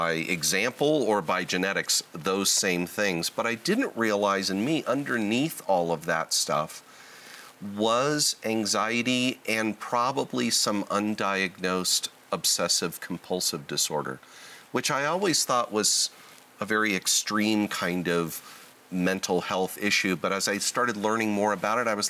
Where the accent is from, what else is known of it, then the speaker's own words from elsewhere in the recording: Southern California, United States; I was born and raised in Southern California, still live in Southern California.